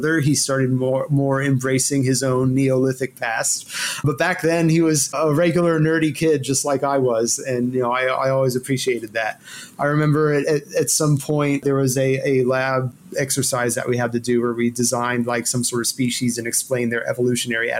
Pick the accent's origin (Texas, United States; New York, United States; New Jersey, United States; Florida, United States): Texas, United States; Houston; also born or lived in Louisville, Kentucky; they got transferred to Houston, where I grew up